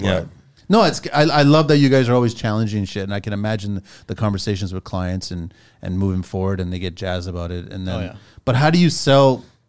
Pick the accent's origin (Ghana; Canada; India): Canada; We're Canadian. Yeah, I know. I'm French too, right?